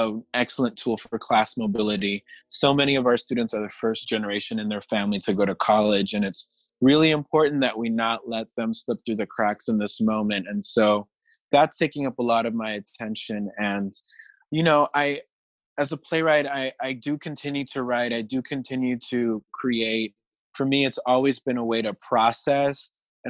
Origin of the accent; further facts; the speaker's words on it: Panama; now in New York, United States; I'm originally from Panama